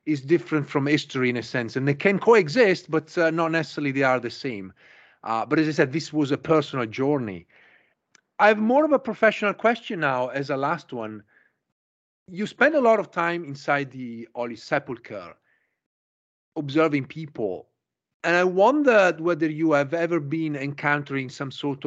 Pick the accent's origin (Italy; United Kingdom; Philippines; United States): Italy; I grew up Catholic in Italy.